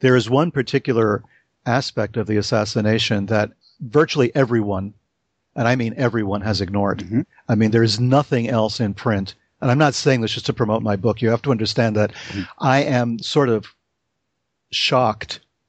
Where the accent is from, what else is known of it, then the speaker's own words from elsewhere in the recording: New York City, New York, United States; when I was growing up in the Bronx in the 1960s